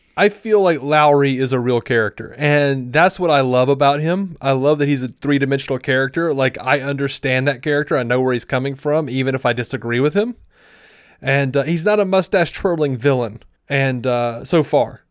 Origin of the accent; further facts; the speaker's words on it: Montgomery, Alabama, United States; when I was growing up in Montgomery, I mostly knew black people. Like, I grew up in a black neighborhood.